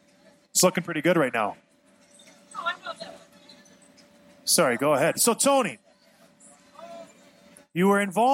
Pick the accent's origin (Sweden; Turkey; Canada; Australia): Canada; Edmonton, Alberta; now in Michigan, United States; Edmonton, Alberta, born.